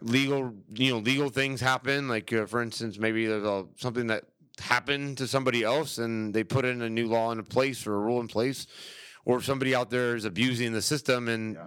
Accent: St. Petersburg, Florida, United States; moved away as an adult; now in Orlando, United States; I was born and raised in St. Pete, Tampa area

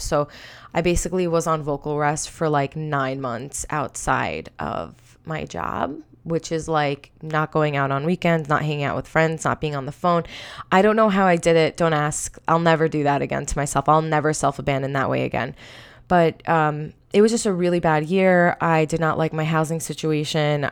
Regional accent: Long Island, New York, United States; I'm from Long Island, New York

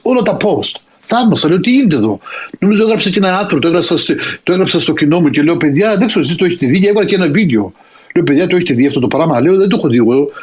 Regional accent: Greece; την πατρίδα μου

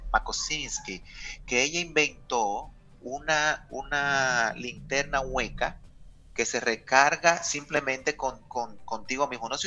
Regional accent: Dominican Republic; todo lo que nosotros como dominicanos queremos y necesitamos orientado a cambios

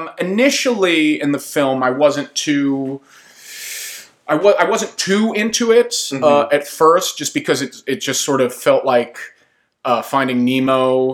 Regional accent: Italy; English is a second language; Not unlike the story of me growing up in Italy.

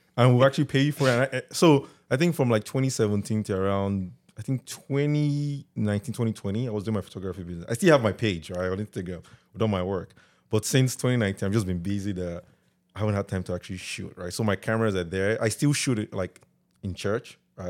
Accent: Delta, Nigeria; also born or lived in Lagos, Nigeria; now in Canada; I was born and raised in Delta

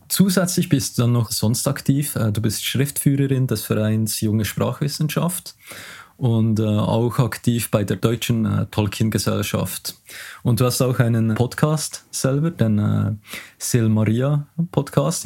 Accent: Switzerland; accent: strong Swiss dialect; mein starker Schweizer Dialekt

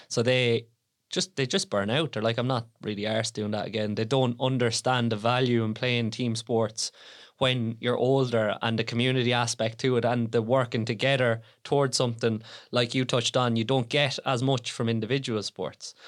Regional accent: Tipperary, Munster, Ireland; also born or lived in Offaly; I'm from Tipperary.

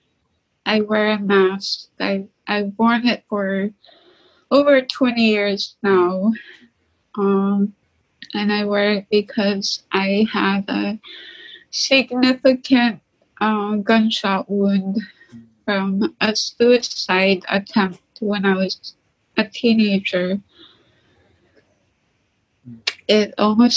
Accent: St. Lawrence Island, Alaska, United States; now in Nome, United States; I'm from St. Lawrence Island in Alaska, but I live in Nome

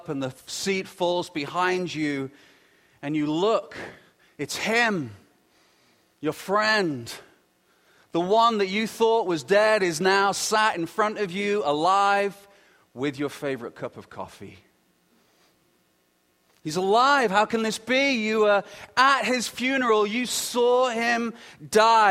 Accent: United Kingdom; being British

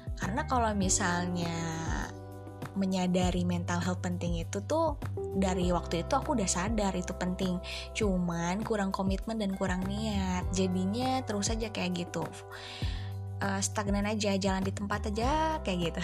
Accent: Bandung, West Java, Indonesia; Saya dari Bandung, usia saya dua puluh enam tahun

